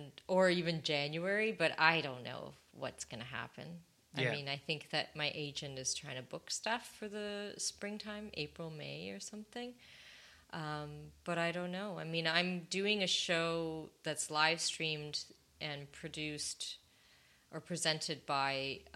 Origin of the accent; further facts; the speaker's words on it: United States; born there; I can say that because I'm actually American born, so I can criticize my own people.